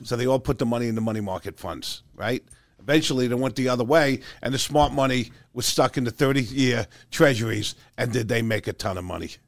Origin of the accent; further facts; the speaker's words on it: New York, United States; Growing up in New York